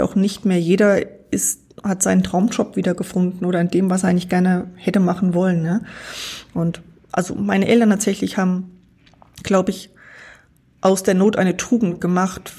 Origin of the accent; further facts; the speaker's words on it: Walldorf, Thuringia, Germany; es gab immer eine tolle Christenlehre bei uns in Waldorf